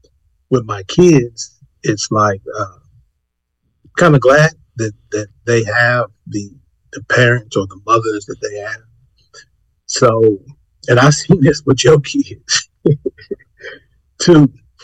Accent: Corpus Christi, Texas, United States; I ain't been out in Corpus in 2 years. Go make the face like, nigga, I don't believe that. In my hometown, I have not been out in 2 years.

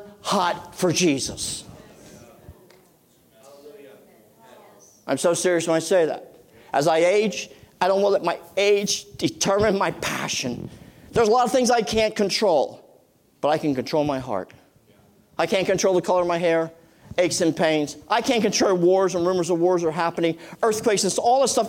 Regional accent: Boyertown, Pennsylvania, United States; also born or lived in Reading, Pennsylvania; We moved to the country from Reading, PA

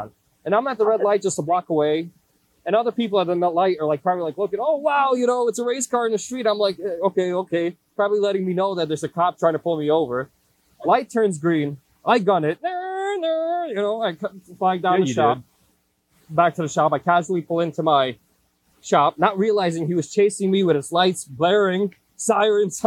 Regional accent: New York City, New York, United States; I grew up in Brooklyn

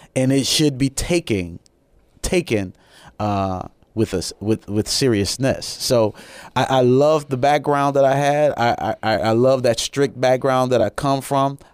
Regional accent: Chicago, Illinois, United States; moved away as an adult; also born or lived in Japan; I'm originally from Chicago, Illinois

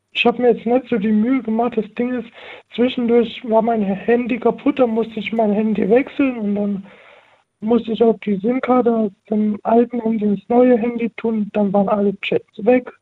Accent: Heidelberg, Baden-Württemberg, Germany; ich bin 20 und ich komme aus Heidelberg

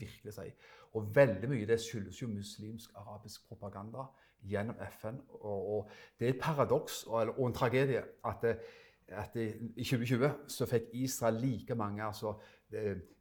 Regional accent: Stavanger, Rogaland, Norway; moved away as an adult; now in Froland, Norway; Som du hører, så er jeg fra Stavanger

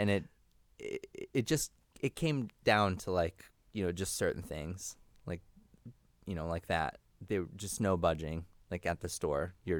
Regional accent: Connecticut, United States; also born or lived in New York; I was born in New York Hospital, I think, in Manhattan. Don't check to see if that's a place. And then, yeah, I think I was maybe like just two or three when my parents, I think I lived with both of my parents at that point, moved us up to like somewhere in Connecticut

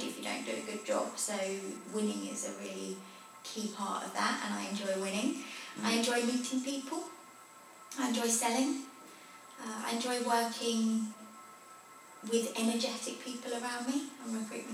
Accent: Potters Bar, East of England, United Kingdom; in Hertfordshire, in Potters Bar.

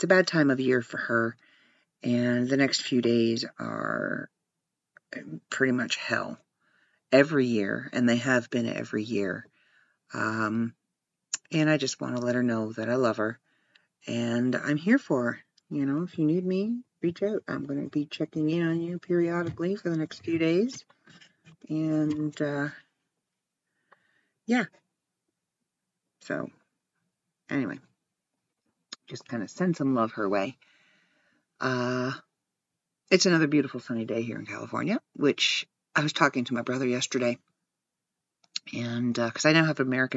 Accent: Ontario, Canada; I'm from Ontario and where I live is covered in snow

